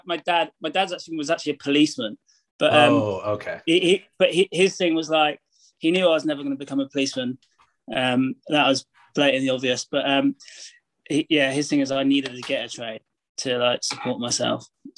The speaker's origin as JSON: {"language": "English", "town": "Braunton", "region": "South West England", "country": "United Kingdom", "tie": "born or raised there", "said": "So I grew up in North Devon. So it's the southwest of England. The sort of town, it's a village. It's the main village is Braunton, which has like a few surf shops."}